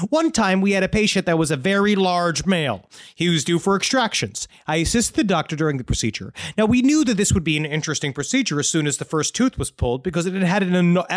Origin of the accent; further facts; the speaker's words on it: Virginia Beach, Virginia, United States; in my hometown of Virginia Beach, there's a guy who calls himself the Black Widow.